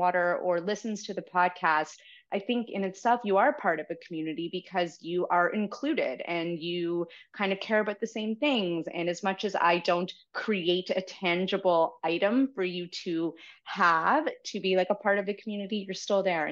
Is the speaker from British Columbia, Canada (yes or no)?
no; Toronto, Ontario, Canada; I was raised by a single mom and born and raised in Toronto. I've been here my whole life